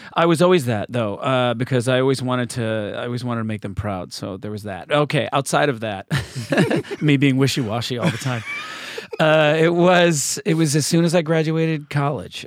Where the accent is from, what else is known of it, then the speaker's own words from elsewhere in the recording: Canandaigua, New York, United States; moved away; an athletic star in my hometown of Canandaigua, New York.